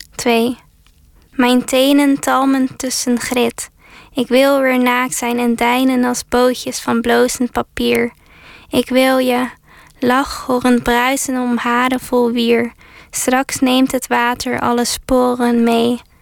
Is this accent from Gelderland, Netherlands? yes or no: no; Zeeland, Netherlands; ik zelf uit Zeeland kom en vooral vroeger vaak bij het water en bij de zee tijd doorbracht